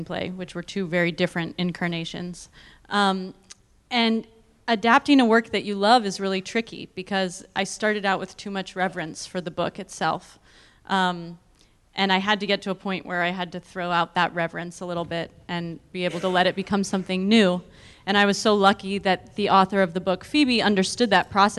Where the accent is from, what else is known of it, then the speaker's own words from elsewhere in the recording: East Bay, California, United States; moved away; I grew up in the East Bay, and so it was like returning home to make my first movie